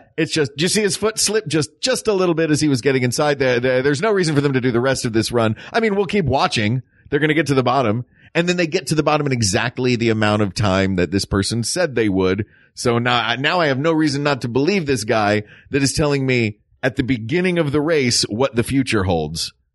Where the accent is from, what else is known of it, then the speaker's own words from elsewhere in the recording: the South, United States; This growing up in the South, like, we didn't do a lot of trips to, um, snowy places.